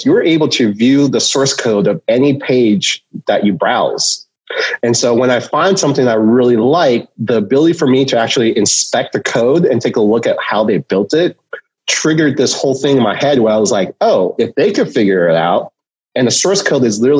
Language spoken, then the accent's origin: English; Cupertino, California, United States; I grew up in Cupertino. I grew up in Silicon Valley. So I've been here almost my whole entire life